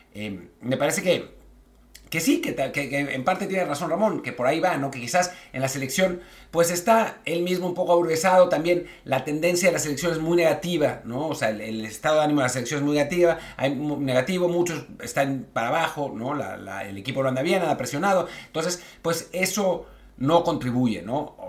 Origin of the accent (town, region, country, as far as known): Mexico